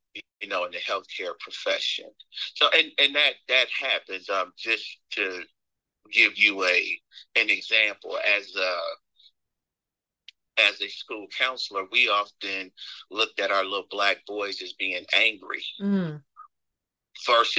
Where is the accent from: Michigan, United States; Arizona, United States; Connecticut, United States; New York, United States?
Michigan, United States; moved away as an adult; now in Atlanta, United States; I'm originally from Michigan.